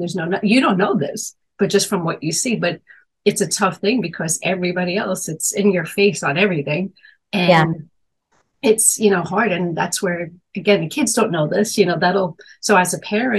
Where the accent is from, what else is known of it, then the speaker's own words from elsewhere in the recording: New York, United States; I grew up in Manhattan